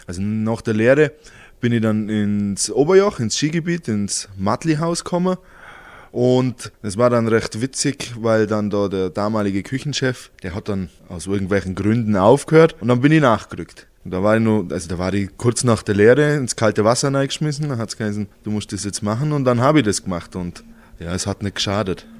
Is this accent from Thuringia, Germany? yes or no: no; Halblech, Bavaria, Germany; ich bin ein Halblöcher, das ist mein Heimat